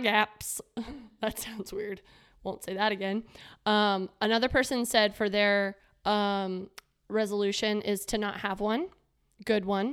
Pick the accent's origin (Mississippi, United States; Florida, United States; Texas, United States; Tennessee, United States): Florida, United States; growing up in Florida